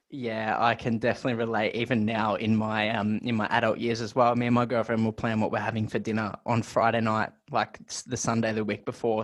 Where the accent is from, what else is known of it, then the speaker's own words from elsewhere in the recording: Melbourne, Victoria, Australia; my home state, Victoria, in Melbourne, Australia